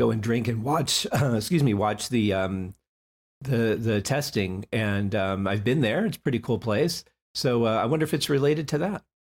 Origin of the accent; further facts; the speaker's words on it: Detroit, Michigan, United States; I grew up in Motown